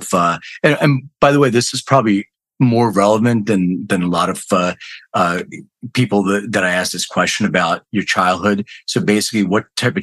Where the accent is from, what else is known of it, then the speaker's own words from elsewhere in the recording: Philadelphia, Pennsylvania, United States; moved away as an adult; now in Los Angeles, United States; I live in LA, but I grew up in Northeast Philadelphia, went to high school in North Philly